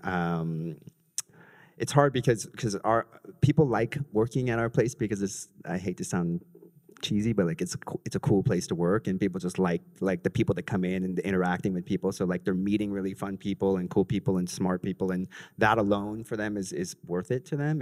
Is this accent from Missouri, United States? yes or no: no; Los Angeles, California, United States; now in New York City, United States; I'm from Los Angeles